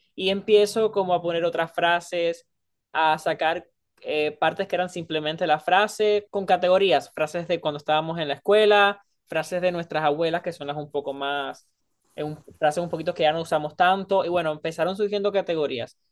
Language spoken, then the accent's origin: Spanish; Havana, Cuba; moved away; yo soy de La Habana